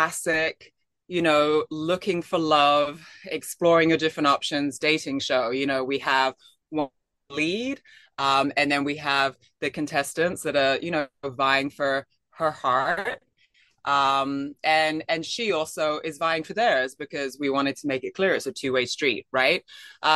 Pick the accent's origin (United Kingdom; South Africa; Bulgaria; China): United Kingdom; England; moved away; I'm from England originally